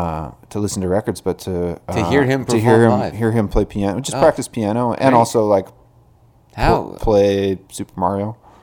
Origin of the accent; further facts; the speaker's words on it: Denman Island, British Columbia, Canada; I was born and raised in Canada and have always collected my mail here.